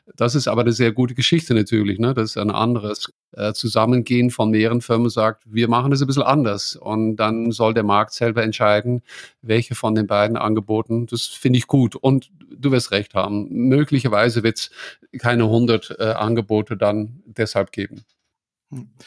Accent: Netherlands; now in Bavaria, Germany; ich als Holländer

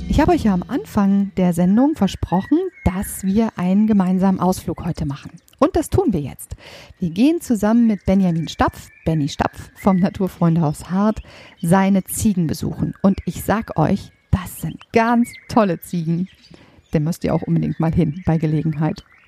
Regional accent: Germany; bei uns in Deutschland

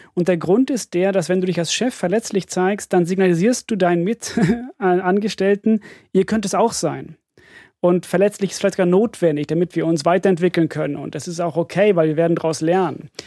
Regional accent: Finland; moved away; ich komme aus Finnland

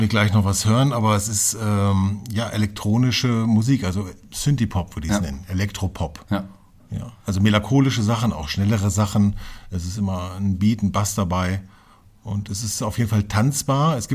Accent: Hameln, Lower Saxony, Germany; also born or lived in Hanover; ich bin von Hannover nach Hameln gezogen, bin dort äh, aufgewachsen, dann bin ich nach Befern gezogen, auch im Weserbergland, bin ja mhm. ein alter Niedersachse

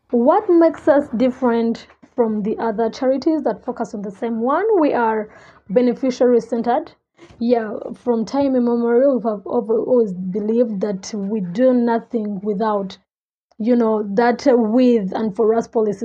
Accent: Kampala, Central Region, Uganda; I grew up in Kabalagala, the biggest red light district in Uganda.

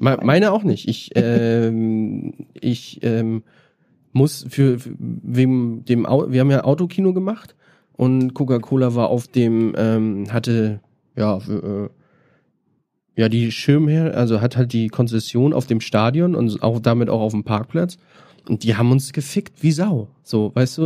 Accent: Northern Germany, Germany; now in Berlin, Germany; ich komme ja auch aus dem Norden, kenne das aus Hamburg

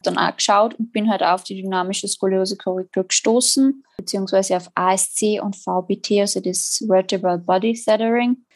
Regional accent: Salzburg, Austria; Ich komme äh, aus Salzburg

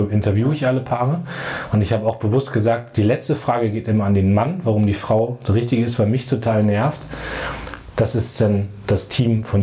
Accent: Munster, Lower Saxony, Germany; Dann gab es bei uns in der Nähe von meinem Heimatort Munster in der Lüneburger Heide so ein Nazi-Zentrum

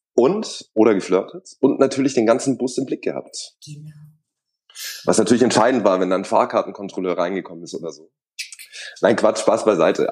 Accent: Swabia, Germany; ich bin aber gebürtiger Schwabe

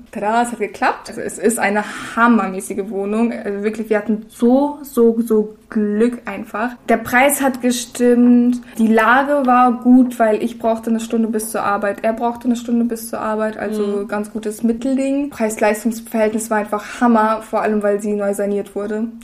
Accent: Russia; now in Berlin, Germany; ich wurde in Russland geboren

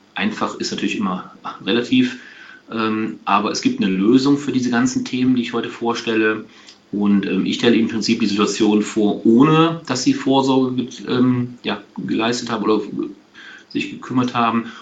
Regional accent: Aachen, North Rhine-Westphalia, Germany; ich bin kein Kölner, ich komme aus Aachen

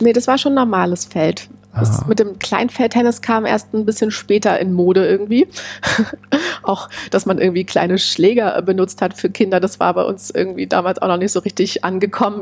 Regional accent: Berlin, Germany; an den Ort meiner Kindheit, wo ich groß geworden bin, nach Heiligensee

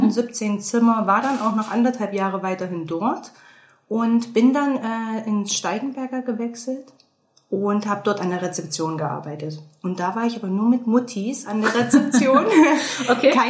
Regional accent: Thuringia, Germany; wie ihr jetzt schon mitbekommen habt. Gebürtig komme ich aus Thüringen, ein sehr kleiner Ort mit gerade mal 30.000 Einwohnern.

